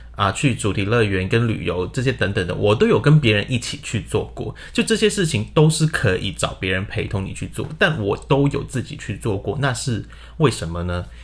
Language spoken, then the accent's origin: Chinese; Hong Kong; moved away as an adult; also born or lived in Guangdong, China; now in Taiwan; 我在广东出生，然后在香港长大然后一直到现在就来到了台湾念研究所